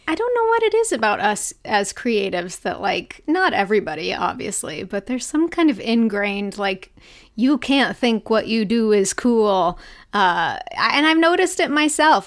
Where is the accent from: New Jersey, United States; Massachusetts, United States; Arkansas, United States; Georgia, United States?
Arkansas, United States; moved away as an adult; also born or lived in Los Angeles; I grew up in Arkansas